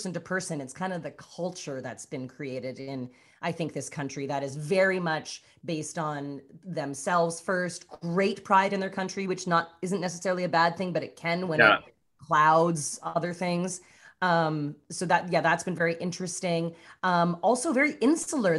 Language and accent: English; Canada; moved away as an adult; now in Los Angeles, United States; being Canadian